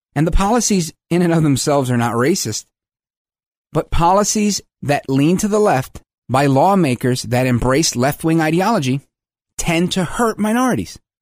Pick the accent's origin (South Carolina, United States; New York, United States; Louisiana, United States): New York, United States; I'm from New York